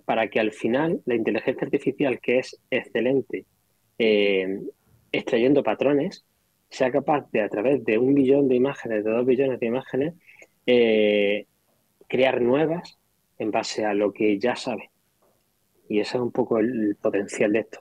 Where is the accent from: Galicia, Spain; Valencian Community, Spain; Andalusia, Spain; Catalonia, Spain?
Andalusia, Spain; Granada; Yo soy de Granada